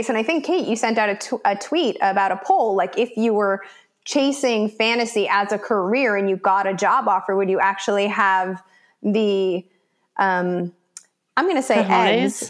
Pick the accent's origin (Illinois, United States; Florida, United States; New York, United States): Illinois, United States; Chicago; moved away as an adult; also born or lived in South America; now in Los Angeles, United States; I grew up in Chicago, went to college out east, came out to LA to work as an actress